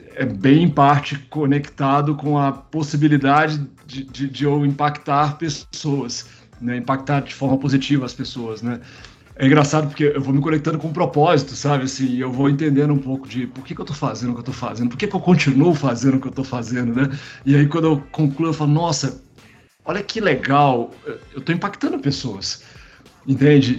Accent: Caratinga, Minas Gerais, Brazil; moved away; also born or lived in Juiz de Fora / Belo Horizonte / Campinas; eu sou mineiro, né, na verdade, de Juiz de Fora. Né? Eu, eu nasci em Juiz de Fora e morei muitos anos no interior de Minas, né, numa cidadezinha chamada Caratinga

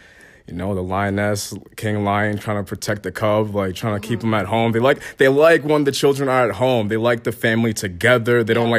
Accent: New Jersey, United States; My parents are Ghanaian. I was born in New Jersey.

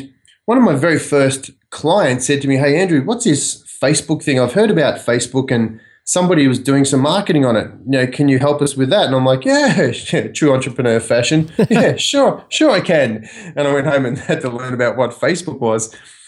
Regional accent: Australia; now in United States; I grew up in Australia, obviously, and I cut my teeth in hotels and pubs. And in Australia, a pub is a pretty big cultural sort of thing.

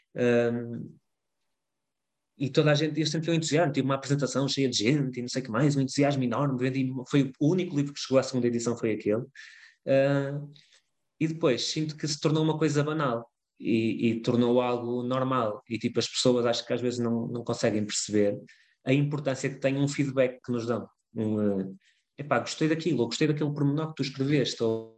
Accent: Lima river area, Norte, Portugal; born or raised there

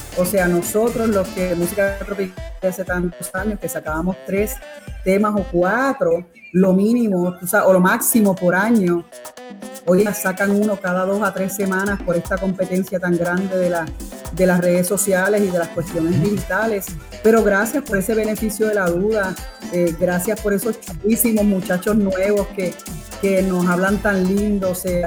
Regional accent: Puerto Rico

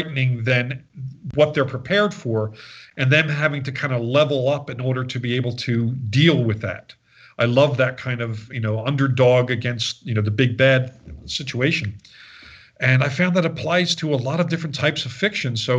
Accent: Philadelphia, Pennsylvania, United States; I grew up in Philadelphia

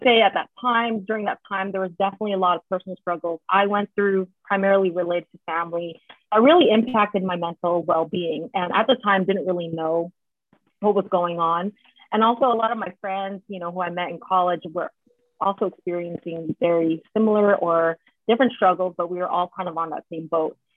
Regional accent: San Jose, California, United States; moved away as an adult; now in Philadelphia, United States; I was born and raised in San Jose, so Bay Area Ooh. girl for life. Currently live in Philly

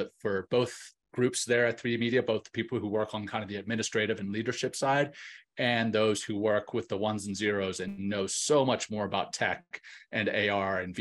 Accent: Louisiana, United States; now in Colorado Springs, United States; I grew up in Louisiana and I have still a heart for Louisiana. I live in Colorado Springs

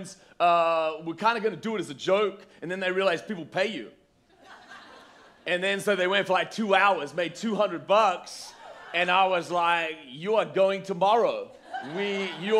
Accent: Australia; moved away; I'm from Australia

